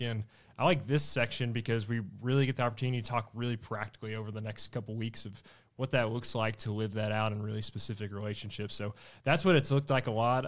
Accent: Blytheville, Arkansas, United States; moved away as an adult; now in Fayetteville, United States; I'm from Blytheville, Arkansas, or from East Arkansas.

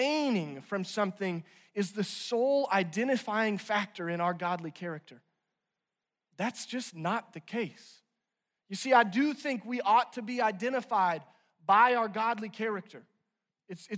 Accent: Branson, Missouri, United States; now in Northwest Arkansas, United States; I'm originally from Branson, Missouri

